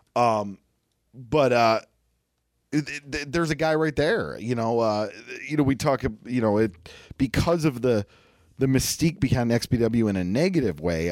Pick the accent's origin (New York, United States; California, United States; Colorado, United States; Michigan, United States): New York, United States; Buffalo; I'm from Buffalo, New York